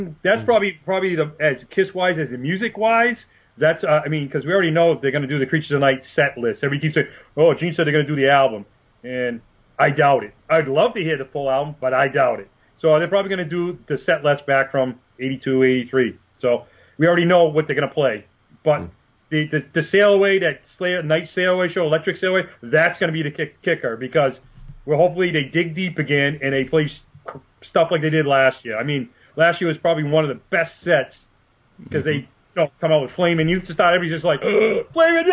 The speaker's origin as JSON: {"language": "English", "region": "New England", "country": "United States", "said": "I'm from New England"}